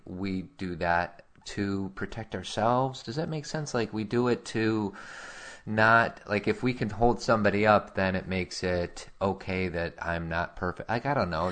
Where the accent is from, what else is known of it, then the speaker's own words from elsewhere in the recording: Chicago, Illinois, United States; as a kid growing up in Chicago